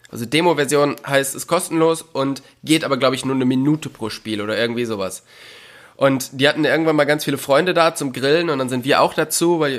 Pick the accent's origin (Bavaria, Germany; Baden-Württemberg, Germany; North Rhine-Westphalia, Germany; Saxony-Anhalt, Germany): North Rhine-Westphalia, Germany; Also ich komme halt aus, aus dem Oberbergischen, das ist in der Nähe von Köln.